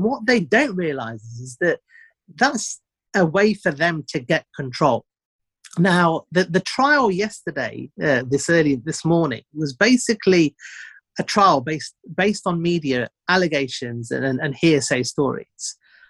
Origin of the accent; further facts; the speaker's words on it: India; I'm an Indian guy and an immigrant, so they can't call me a racist.